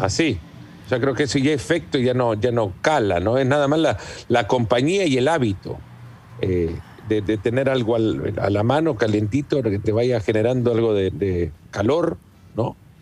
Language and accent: Spanish; El Salvador; mi padre eh, tiene una plantación de café desde hace muchos años en El Salvador, de donde soy, mm. y crecí con la cultura del café desde muy pequeño